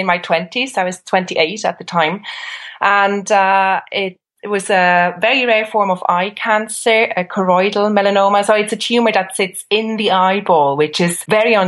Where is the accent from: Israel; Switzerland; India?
Switzerland; now in Ireland; I'm from Switzerland, where complementary and alternative therapy is enshrined in the constitution. So I grew up with it.